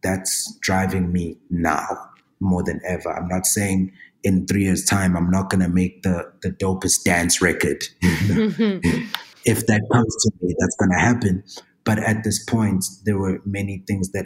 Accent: KwaZulu-Natal, South Africa; moved away; There's havoc in KZN, and that's my hometown

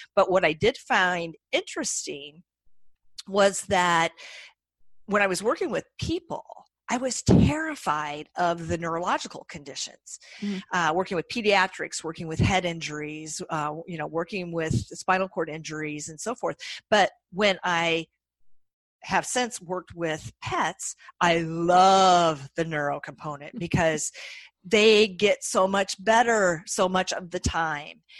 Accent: Iowa, United States; accent: nasally Midwestern twang; moved away as an adult; also born or lived in Colorado / Boston area; now in Boston, United States; I'm from Iowa originally. So if you detect my nasally Midwestern twang, that is that is why

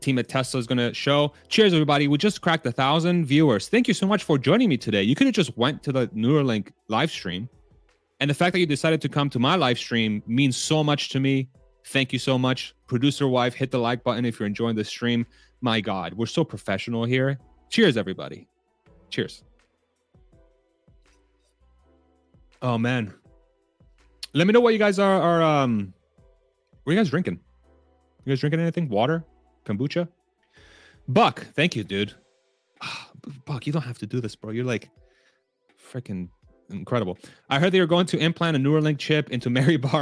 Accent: Spain; moved away; I was born in Spain

